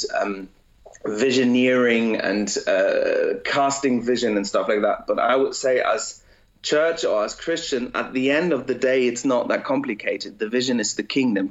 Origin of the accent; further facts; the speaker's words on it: Germany; I was raised in Germany, and I was born in Germany, but my parents spoke English